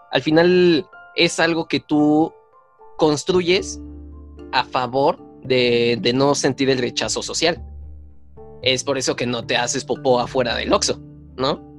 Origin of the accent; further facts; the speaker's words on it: Tultepec, State of Mexico, Mexico; yo, crecí en Tultepec y pues veo explosiones todo el tiempo.